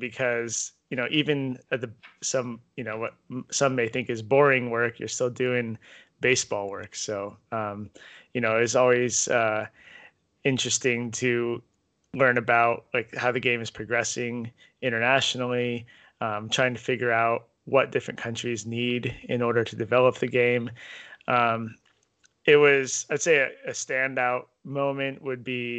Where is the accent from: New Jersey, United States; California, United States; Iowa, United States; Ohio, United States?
California, United States; Cupertino; I grew up in the San Francisco Bay Area, specifically in the city of Cupertino, which is next to San Jose